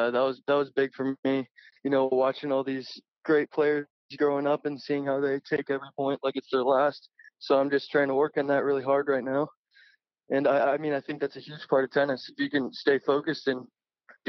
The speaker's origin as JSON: {"language": "English", "town": "Cincinnati", "region": "Ohio", "country": "United States", "said": "I'm from Cincinnati"}